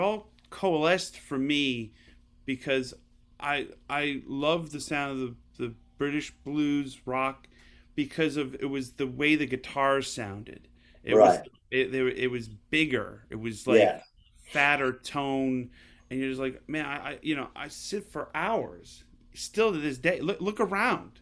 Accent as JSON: {"language": "English", "region": "New York", "country": "United States", "moved": "as an adult", "said": "I'm from New York"}